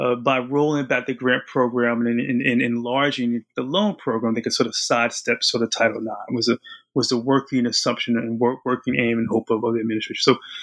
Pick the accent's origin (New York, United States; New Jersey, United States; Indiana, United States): New Jersey, United States; I'm from New Jersey. My family is from New Jersey.